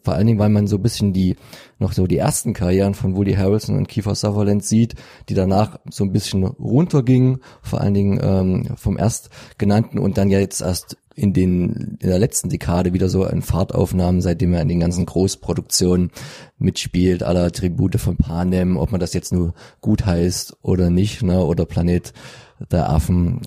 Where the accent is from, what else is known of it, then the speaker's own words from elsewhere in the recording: Freital, Saxony, Germany; bei uns in Freital